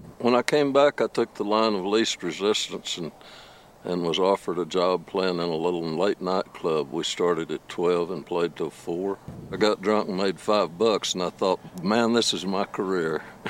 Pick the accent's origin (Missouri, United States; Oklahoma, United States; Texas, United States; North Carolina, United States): Texas, United States; Lubbock; moved away as an adult; also born or lived in New Mexico / Austin, Texas; I'm originally from Lubbock. I was born and raised here. I lived here 40 years.